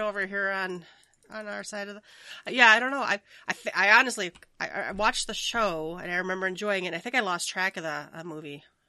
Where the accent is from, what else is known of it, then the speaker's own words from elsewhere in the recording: Minnesota, United States; I'm from Minnesota